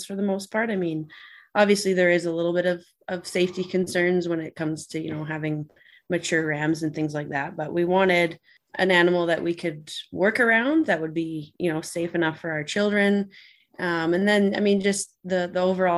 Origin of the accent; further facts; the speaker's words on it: Vancouver Island, British Columbia, Canada; now in Alberta, Canada; Ryan and I grew up on Vancouver Island